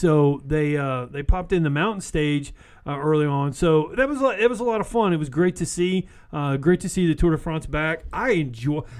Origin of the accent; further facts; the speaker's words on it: Texas, United States; he is from Texas, and we are from Texas.